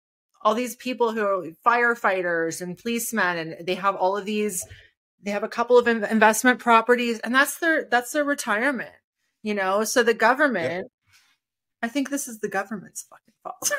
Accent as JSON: {"language": "English", "country": "Canada", "said": "being a Canadian"}